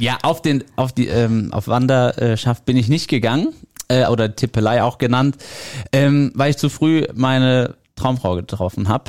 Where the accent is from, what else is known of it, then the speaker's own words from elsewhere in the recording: Niederkassel, North Rhine-Westphalia, Germany; wir kommen aus Niederkassel, das ist in der Nähe von Bonn